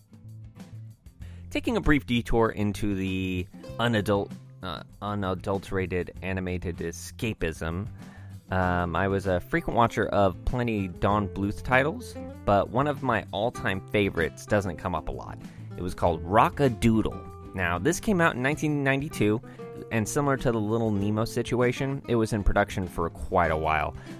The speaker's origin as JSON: {"language": "English", "region": "Oregon", "country": "United States", "tie": "born or raised there", "said": "I've been born and raised in Oregon"}